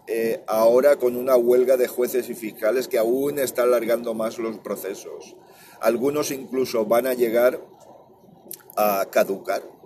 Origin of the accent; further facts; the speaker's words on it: Valencia, Valencian Community, Spain; Yo soy valenciano.